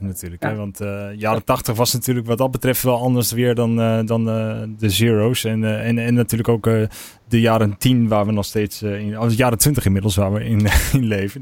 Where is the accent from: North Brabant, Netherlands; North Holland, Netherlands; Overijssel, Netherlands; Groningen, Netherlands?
Overijssel, Netherlands; Haaksbergen; also born or lived in Enschede; ik ben geboren in Enschede en ik ben opgegroeid in Haaksbergen